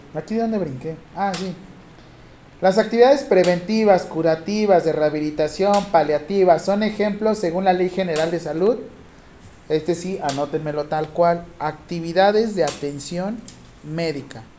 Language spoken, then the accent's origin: Spanish; Acapulco, Guerrero, Mexico; yo soy de Acapulco